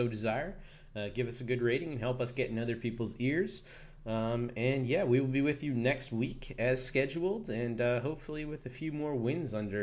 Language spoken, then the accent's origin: English; Worcester, Massachusetts, United States; Worcester is my hometown